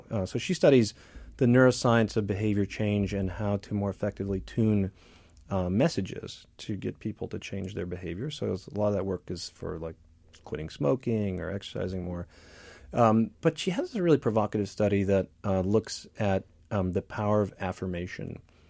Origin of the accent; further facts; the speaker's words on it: Midwest, United States; the idea that I grew up in the Midwest too.